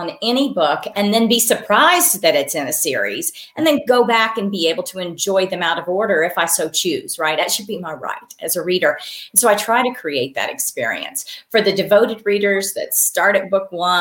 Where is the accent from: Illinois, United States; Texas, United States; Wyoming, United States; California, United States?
Wyoming, United States; I do have these strong memories of growing up in Wyoming